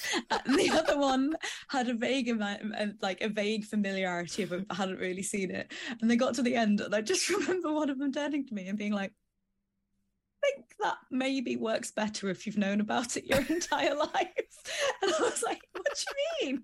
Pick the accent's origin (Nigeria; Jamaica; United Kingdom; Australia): United Kingdom; the Midlands, England; now in Dagenham, United Kingdom; I am originally from the Midlands, and now I live in Dagenham.